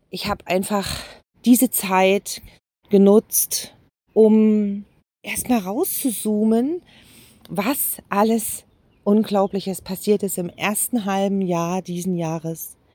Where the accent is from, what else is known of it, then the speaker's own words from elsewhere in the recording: Jena, Thuringia, Germany; Eine Terrasse mit dem Blick weit über meine Heimatstadt Jena.